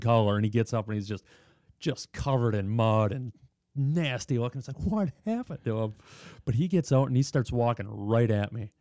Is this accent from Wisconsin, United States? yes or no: yes; Watertown, Wisconsin, United States; I grew up in Watertown